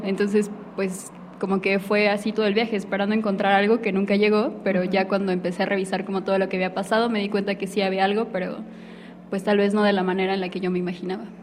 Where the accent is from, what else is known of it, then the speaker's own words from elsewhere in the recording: Mexico; los mexicanos estamos pegados a Estados Unidos